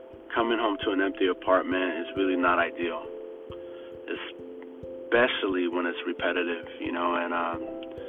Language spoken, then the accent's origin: English; LA area, Orange County area, Southern California, United States; growing up in Southern California, LA area, Orange County area